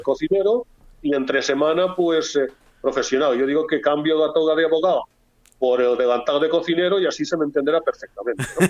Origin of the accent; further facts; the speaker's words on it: Valencian Community, Spain; Tenemos muchas cosas que nos identifican eh, como valencianos